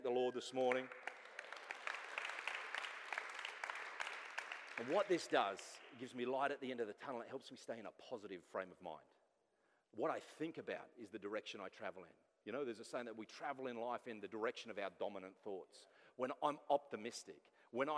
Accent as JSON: {"language": "English", "town": "Sydney", "region": "New South Wales", "country": "Australia", "moved": "yes", "said": "I'm from Sydney"}